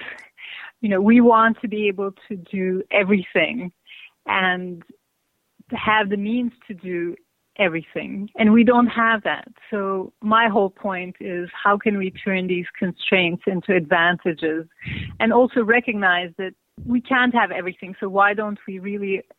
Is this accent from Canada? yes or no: no; Izmir, Turkey; moved away as an adult; now in New York City, United States; I grew up in Izmir, Turkey, and moved to New York to do my master's at Pratt Institute, and that's where I've been almost 30 years